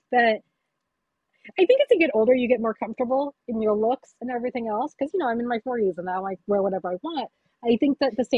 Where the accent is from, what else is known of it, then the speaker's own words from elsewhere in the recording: United States; I was born here